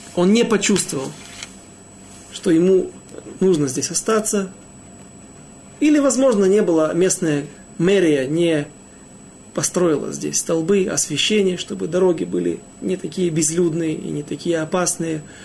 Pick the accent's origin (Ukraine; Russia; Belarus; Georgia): Ukraine; я не из Молдавии, а с Украины